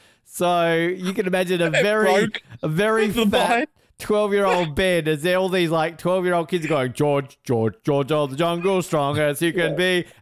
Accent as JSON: {"language": "English", "country": "Netherlands", "said": "I am from Holland."}